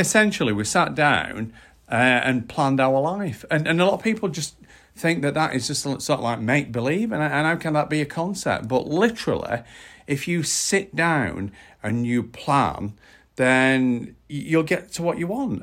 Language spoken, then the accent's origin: English; United Kingdom; as the British public